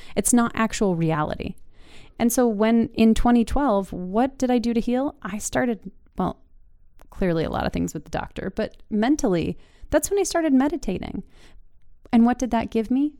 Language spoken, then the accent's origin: English; Utah, United States; moved away as an adult; also born or lived in Seattle; now in Wisconsin, United States; growing up in Utah